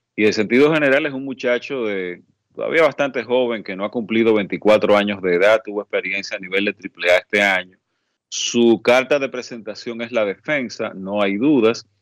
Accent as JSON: {"language": "Spanish", "country": "Dominican Republic", "said": "somos la República Dominicana"}